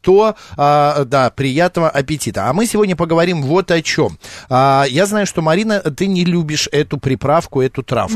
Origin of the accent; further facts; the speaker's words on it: Batumi, Adjara, Georgia; also born or lived in Tbilisi, Georgia; в году эдак 86-87 э, э, мы с родителями жили в городе Батуми. Мы как раз переехали из Тбилиси в Батуми